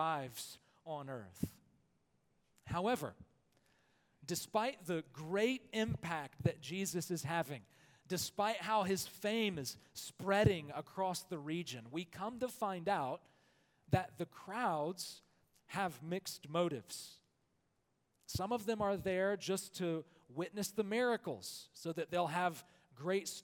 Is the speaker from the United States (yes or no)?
yes; Alabama, United States; I am from Alabama, where football is the air we breathe.